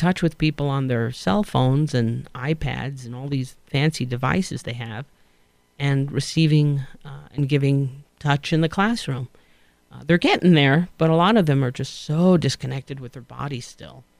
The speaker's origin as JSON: {"language": "English", "town": "New York City", "region": "New York", "country": "United States", "said": "I sound like, you know, right, I'm from Queens again. And it sounds very nasal"}